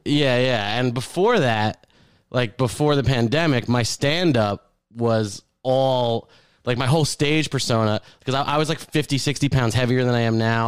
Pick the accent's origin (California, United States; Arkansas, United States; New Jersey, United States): New Jersey, United States; Keyport; moved away; I grew up near Keyport